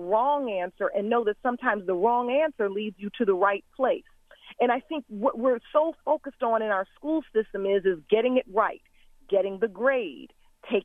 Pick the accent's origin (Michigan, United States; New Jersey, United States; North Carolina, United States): Michigan, United States; Detroit; I grew up in Detroit, Michigan